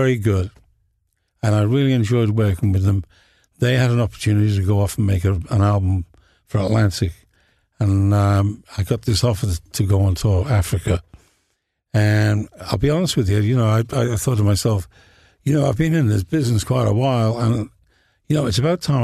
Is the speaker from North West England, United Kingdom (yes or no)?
yes; Liverpool, North West England, United Kingdom